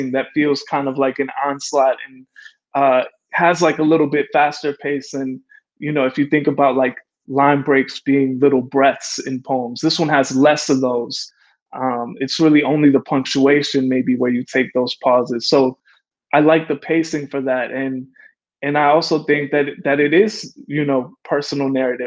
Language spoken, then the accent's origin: English; Calumet City, Illinois, United States; also born or lived in Chicago; I was born in Chicago, I was raised in Calumet City